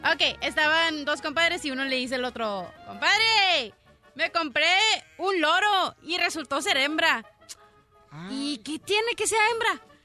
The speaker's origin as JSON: {"language": "Spanish", "country": "Mexico", "said": "Yo soy mexicana"}